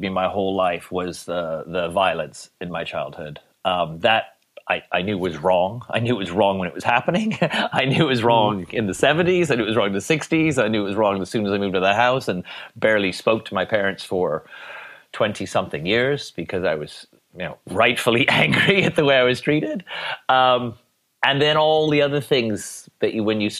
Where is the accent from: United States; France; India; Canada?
Canada; Edmonton, Alberta; moved away as an adult; also born or lived in Toronto / London; now in Ibiza, Spain; I moved from Edmonton to Toronto when I was 18